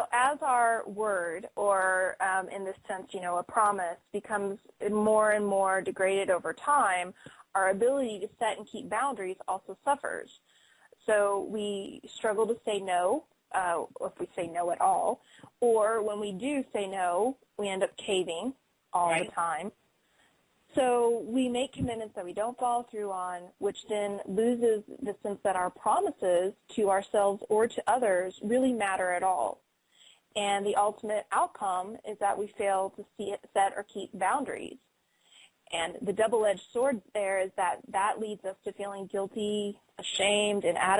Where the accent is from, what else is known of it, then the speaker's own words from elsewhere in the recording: Colorado, United States; I'm from Colorado.